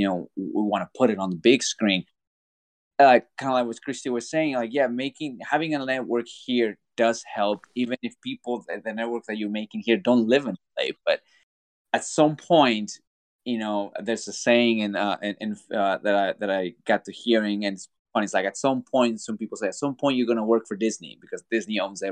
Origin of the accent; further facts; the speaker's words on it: Mexico; born there; moved away; because, you know, like I said, I was born in Mexico, was a lot of tackle.